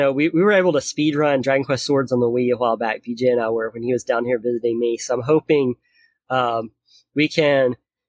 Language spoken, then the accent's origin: English; Tennessee, United States; moved away; I'm originally from Tennessee, so I'm going back home